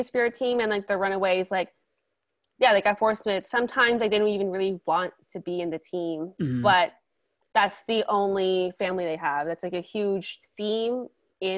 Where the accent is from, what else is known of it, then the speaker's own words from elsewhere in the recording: United States; I'm Asian American